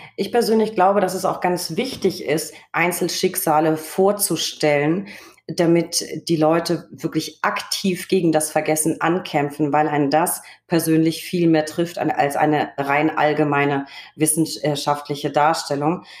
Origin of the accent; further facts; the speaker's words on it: Recklinghausen, North Rhine-Westphalia, Germany; in meiner Heimat, nee, Recklinghausen